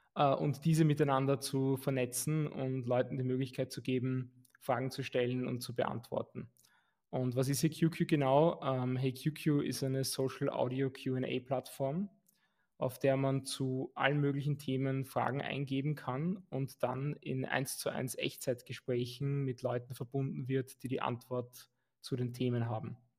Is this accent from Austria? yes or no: yes; Vienna, Austria; also born or lived in Lower Austria; ich bin geborener Wiener und bin auch in Wien geblieben